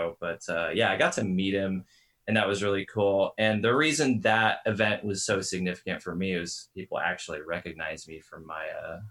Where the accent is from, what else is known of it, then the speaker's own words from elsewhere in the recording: Seattle, Washington, United States; I'm from Seattle, Washington.